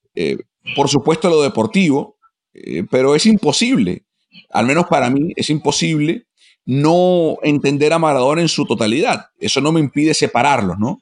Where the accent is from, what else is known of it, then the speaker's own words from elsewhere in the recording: Venezuela; a mí como venezolano